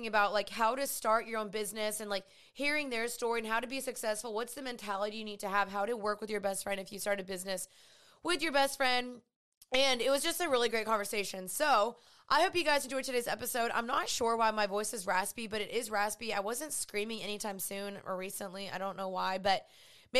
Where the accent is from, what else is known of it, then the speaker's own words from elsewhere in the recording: Dallas, Texas, United States; I'm 28 years old. I'm from Dallas